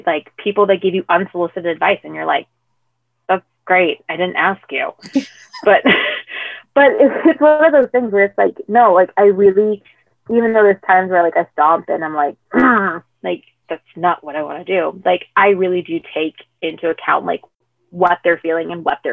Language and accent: English; United States; I am third generation American. So I am American of Hispanic descent, but I'm also half white